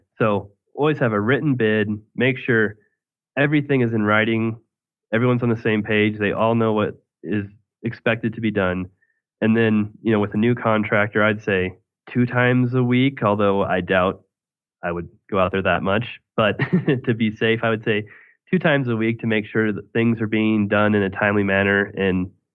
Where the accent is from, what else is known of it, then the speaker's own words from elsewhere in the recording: Greeley, Colorado, United States; my hometown in Greeley